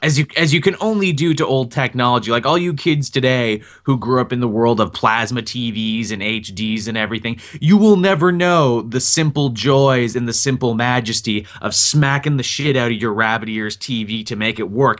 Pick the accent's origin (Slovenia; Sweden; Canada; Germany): Canada; as a Canadian